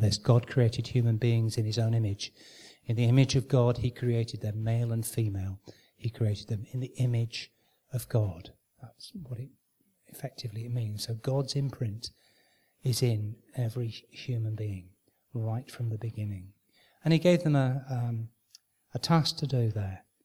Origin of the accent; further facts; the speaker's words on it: Manchester, North West England, United Kingdom; I was born and brought up in Manchester